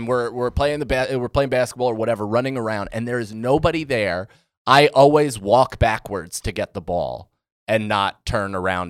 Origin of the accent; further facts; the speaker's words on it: Rockland County, New York, United States; And I grew up in Rockland County, which up until recently I thought was like kind of well-to-do.